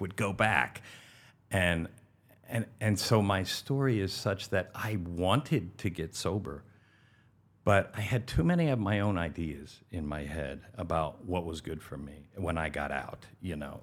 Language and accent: English; Valley Forge, Pennsylvania, United States; also born or lived in Frisco, Colorado / Denver, Colorado / Aspen, Colorado / West Palm Beach, Florida; now in Pompano Beach, United States; I grew up in Valley Forge, Pennsylvania